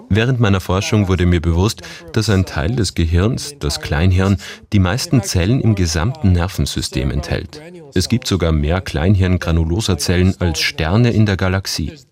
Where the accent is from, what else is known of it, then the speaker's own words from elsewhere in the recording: China; born there; first language Cantonese; German is a second language; Ich bin in China geboren, aber meine Eltern kommen aus Hongkong und wir haben zu Hause nur Kantonesisch geredet.